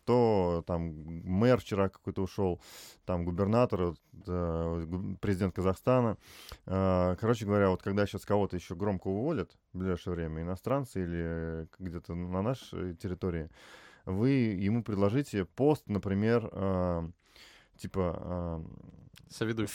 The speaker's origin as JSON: {"language": "Russian", "town": "Tver", "region": "Tver Oblast", "country": "Russia", "moved": "as an adult", "lives_now": "Moscow, Russia", "said": "я там в Твери в два вуза поступил"}